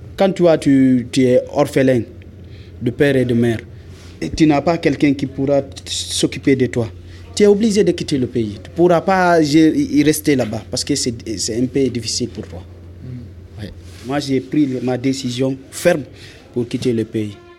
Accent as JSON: {"language": "French", "country": "Guinea", "moved": "as an adult", "said": "je viens de la Guinée-Conakry"}